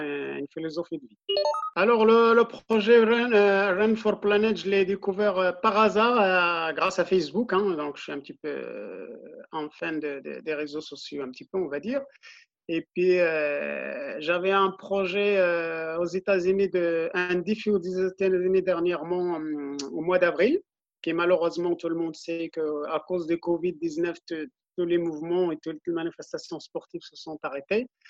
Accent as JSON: {"language": "French", "country": "Morocco", "tie": "born or raised there", "moved": "yes", "lives_now": "Auxerre, France", "said": "je suis originaire du Maroc dans un petit village euh, qui s'appelle Bzouk, dans le Moyen Atlas euh, du Maroc, donc à 100 km de Marrakech."}